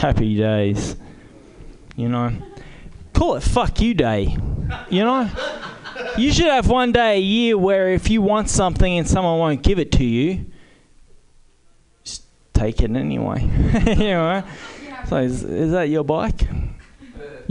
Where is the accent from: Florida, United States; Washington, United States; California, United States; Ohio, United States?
California, United States; Berkeley; now in Oakland, United States; I'm from Berkeley